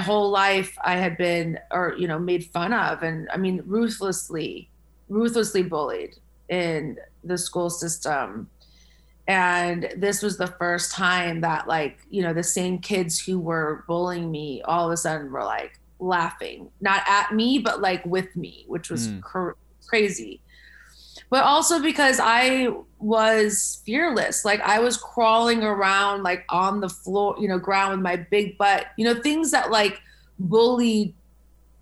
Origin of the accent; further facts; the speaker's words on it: small town outside of Columbus, Ohio, United States; moved away; I'm from Ohio, and a small town outside of Columbus, Ohio